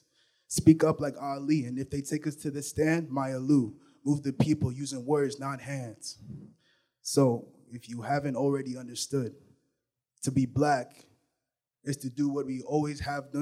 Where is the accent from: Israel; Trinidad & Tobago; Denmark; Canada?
Canada; Vancouver, British Columbia; moved away; I was born in Vancouver. I moved around a lot, so but 10, 12 years was in Vancouver